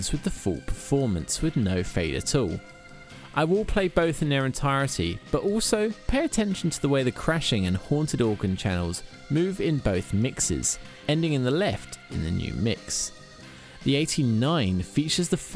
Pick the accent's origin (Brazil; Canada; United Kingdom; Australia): United Kingdom; I'm a Brit